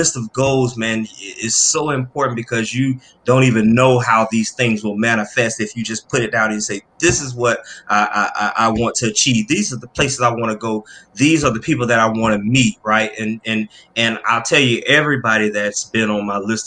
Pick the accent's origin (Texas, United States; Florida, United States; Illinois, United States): Florida, United States; moved away as an adult; also born or lived in New York; now in Atlanta, United States; I'm born and raised in Florida